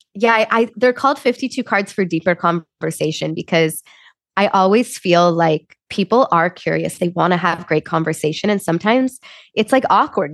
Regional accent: Chicago, Illinois, United States; moved away as an adult; also born or lived in Wisconsin; now in Los Angeles, United States; I grew up in Chicago. So uh, I was born and raised there. I think I'm very much a Midwest girl through and through

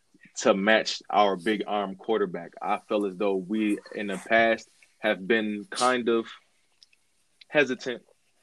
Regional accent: Buffalo, New York, United States; I've been a Bills fan since I was born in Buffalo.

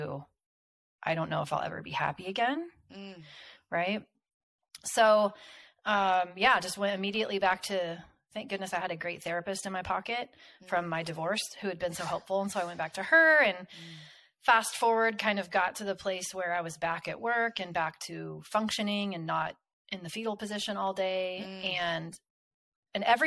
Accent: Kansas, United States; where I'm from Kansas, and we have a lot of tornadoes here

